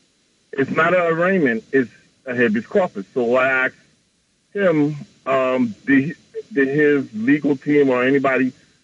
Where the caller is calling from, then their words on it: New York City, New York, United States; I'm calling from Queens.